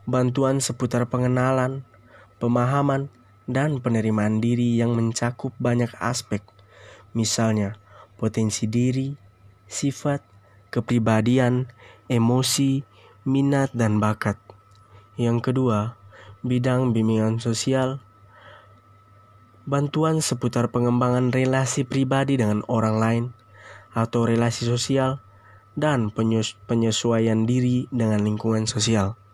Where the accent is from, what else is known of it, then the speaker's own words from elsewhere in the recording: East Nusa Tenggara, Indonesia; now in Kupang, Indonesia; Saya berasal dari Flores, Nusa Tenggara Timur, bertepat di ND. Sekarang saya berstatus sebagai mahasiswa semester 3 di Universitas Nusa Cendana Kupang.